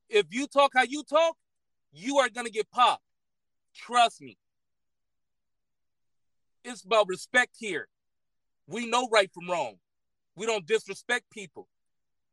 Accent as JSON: {"language": "English", "town": "Los Angeles", "region": "California", "country": "United States", "tie": "born or raised there", "said": "I grew up in South Central"}